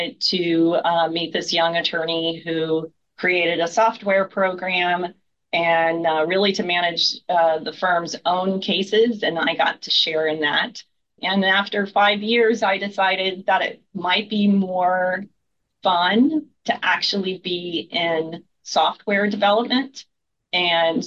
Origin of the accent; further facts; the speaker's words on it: Miami, Florida, United States; I am actually a born and bred in Miami